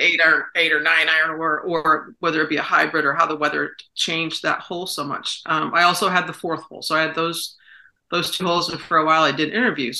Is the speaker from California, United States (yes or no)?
no; Saratoga Springs, New York, United States; he came to Saratoga, came to my hometown